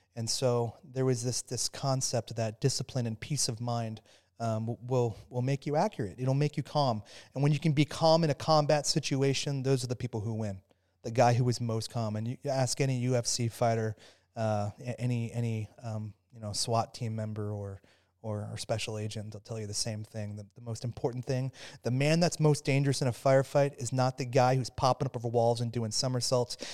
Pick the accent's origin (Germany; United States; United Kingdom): United States; Phoenix, Arizona; I grew up in Phoenix, Arizona